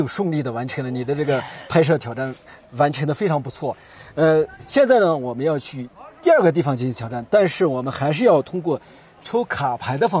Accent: Gansu, China; 是我们甘肃这个地方特有的戏曲。

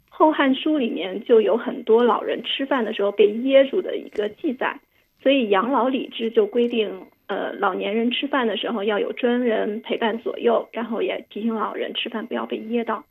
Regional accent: China; 我们中国人

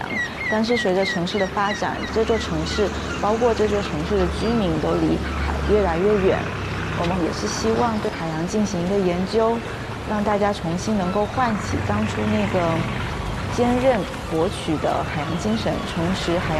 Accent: Xiamen, Fujian, China; 其实，对于我们闽南人来说，传承是非常重要的，而我的根是在店前。去年也是因为机缘巧合之下，我回到了自己家乡

